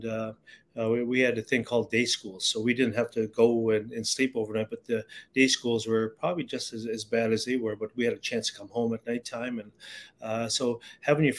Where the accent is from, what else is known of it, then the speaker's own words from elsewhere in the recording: Garden River, Ontario, Canada; growing up in Garden River was, it was trying